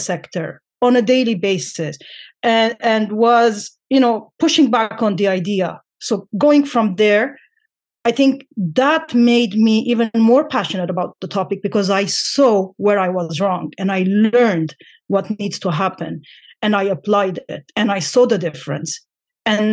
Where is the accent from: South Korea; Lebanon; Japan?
Lebanon; I come from Lebanon